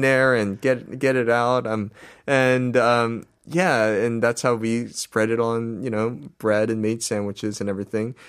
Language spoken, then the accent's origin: English; United States; I'm I'm American